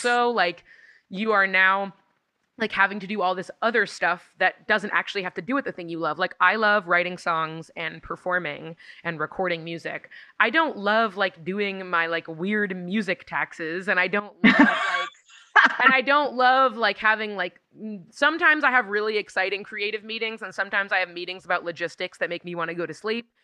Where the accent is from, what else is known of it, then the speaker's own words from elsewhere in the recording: Los Angeles, California, United States; my hometown's